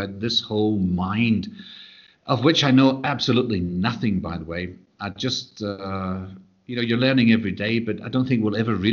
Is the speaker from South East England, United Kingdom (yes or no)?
no; Glasgow, Scotland, United Kingdom; being a Glaswegian.